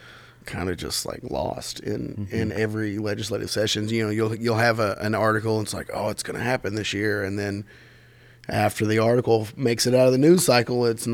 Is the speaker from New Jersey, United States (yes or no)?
no; Berea, Kentucky, United States; growing up in Berea